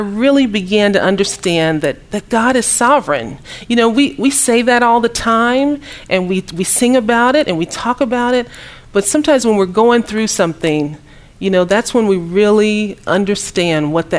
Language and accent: English; Kansas City, Missouri, United States; moved away as an adult; also born or lived in Dallas, Texas; I'm from Kansas City, Missouri.